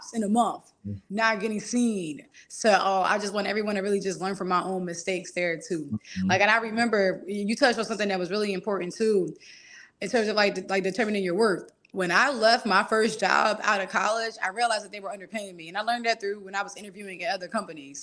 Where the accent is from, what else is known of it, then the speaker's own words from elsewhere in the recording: Philadelphia, Pennsylvania, United States; I grew up with a single dad. I'm from Philly